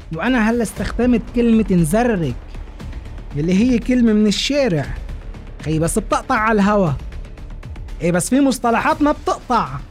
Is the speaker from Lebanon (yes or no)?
yes; Lebanon; عنا بلبنان